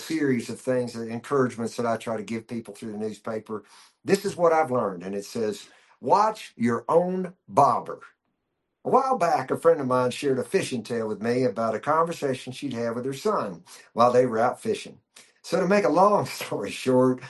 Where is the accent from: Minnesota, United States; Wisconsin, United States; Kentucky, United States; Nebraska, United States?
Kentucky, United States; moved away as an adult; also born or lived in Nashville; I was born and raised in Kentucky, then spent a lot of my life in Nashville and finally came west in years later.